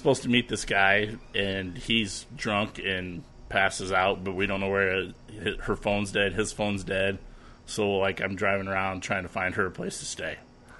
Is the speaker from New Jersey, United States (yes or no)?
no; Dunkerton, Iowa, United States; born or raised there; moved away